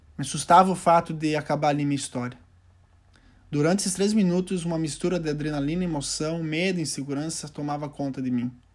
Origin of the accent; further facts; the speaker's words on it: Doutor Ricardo, Rio Grande do Sul, Brazil; also born or lived in Santiago, Chile; eu tinha retornado ao meu pequeno município, que é- se chama Doutor Ricardo, município de 2 mil, 2 mil habitantes